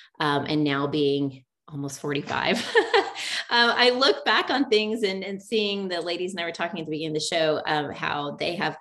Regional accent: Oklahoma, United States; also born or lived in Tulsa, Oklahoma; I grew up in Oklahoma and really small town, Oklahoma, grew up with a younger sister and a younger brother

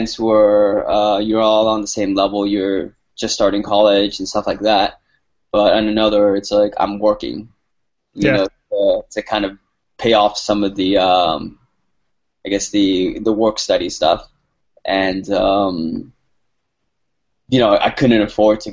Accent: San Gabriel, California, United States; moved away as an adult; growing up in San Gabriel

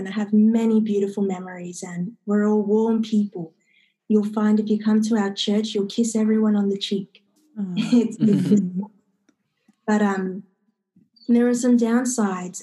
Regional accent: Sydney, New South Wales, Australia; I come from Western Sydney originally. I am the child of two immigrant parents from South America

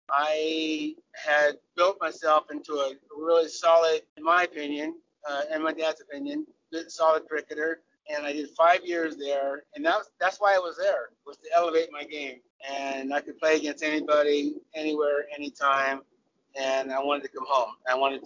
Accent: California, United States; I'm a product of Southern California cricket. I'm an American cricketer.

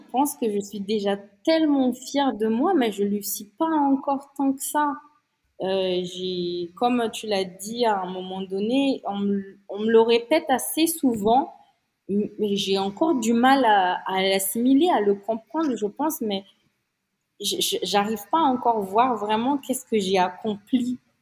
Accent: Antsiranana, Diana, Madagascar; moved away as an adult; also born or lived in Paris, France; now in Antsiranana, Madagascar; quand j'étais enfant ici à Diego Suarez, dans ma ville là

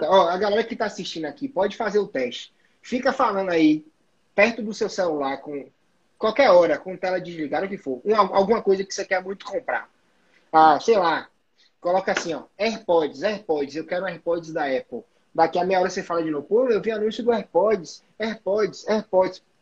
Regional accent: Salvador, Bahia, Brazil; ele sabe que eu uso iPhone, ele sabe que eu, que eu sou de Salvador, e ele sabe que eu sou de Aquário, porra, é um mago.

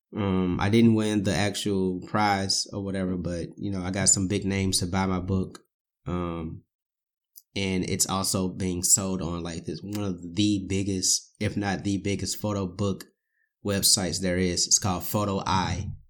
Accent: St. Louis, Missouri, United States; born and raised in Saint Louis

